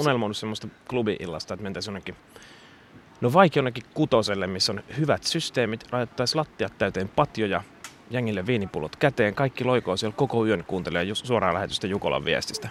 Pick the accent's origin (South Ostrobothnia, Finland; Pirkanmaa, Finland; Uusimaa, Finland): Uusimaa, Finland; Sipoo; Mä oon siis Sipoosta lähtöisin.